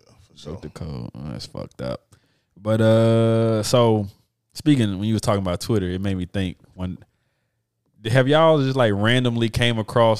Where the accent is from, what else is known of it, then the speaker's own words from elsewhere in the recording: Memphis, Tennessee, United States; moved away as an adult; now in Little Rock, United States; I got to support my hometown Grizzlies.